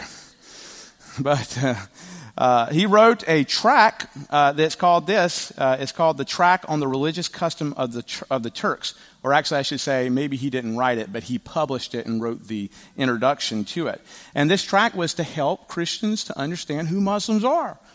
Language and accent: English; the South, United States; I am from the South